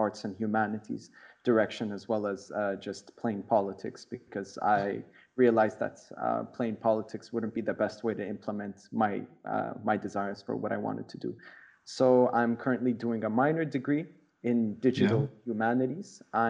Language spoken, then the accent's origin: English; Fort Collins, Colorado, United States; moved away; I'm an American national. I was born in Fort Collins, Colorado, and I lived there until my father got a job abroad, and then we ended up moving around quite a bit.